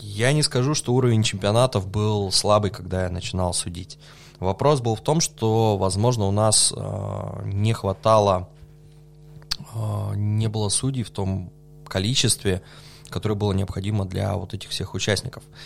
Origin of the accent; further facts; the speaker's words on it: Novosibirsk, Novosibirsk Oblast, Russia; also born or lived in Germany; вернулся домой в Новосибирск